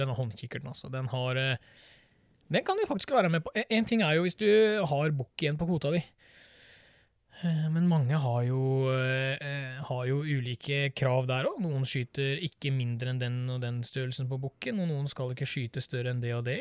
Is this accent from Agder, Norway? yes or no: yes; Birkeland, Agder, Norway; moved away; Jeg vokste opp nede på Sørlandet, en eh, liten plass som heter Birkeland